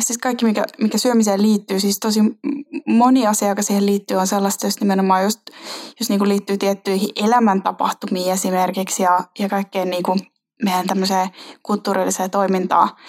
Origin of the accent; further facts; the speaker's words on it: Finland; tuosta radan varresta lähet, aika lähet Helsinkiin